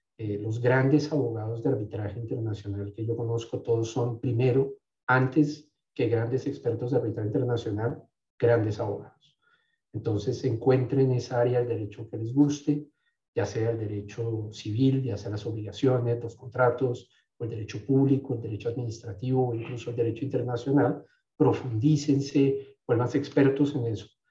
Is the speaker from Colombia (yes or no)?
yes; Colombia; moved away as an adult; also born or lived in France / United States; Yo me fui de Colombia a los veintidós años con dos maletas de veintitrés kilos